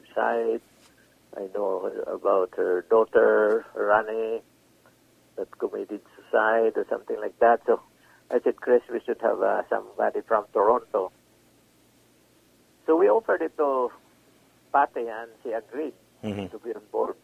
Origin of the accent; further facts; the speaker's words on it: Cebu City, Central Visayas, Philippines; also born or lived in Manila, Philippines; now in Canada; I came from Cebu, I went to Manila, and then to Canada.